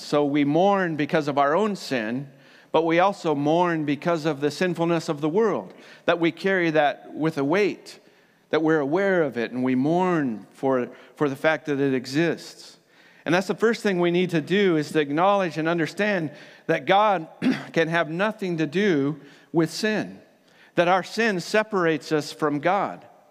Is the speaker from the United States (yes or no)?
yes; United States; now in New Zealand; So, I am from America originally, but Aotearoa is now my home.